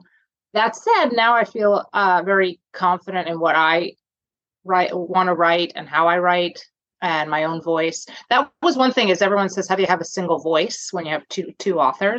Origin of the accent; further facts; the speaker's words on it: New Jersey, United States; moved away as an adult; now in Toronto, Canada; I'm originally from New Jersey, and I married a Canadian man and live in Toronto now in Canada.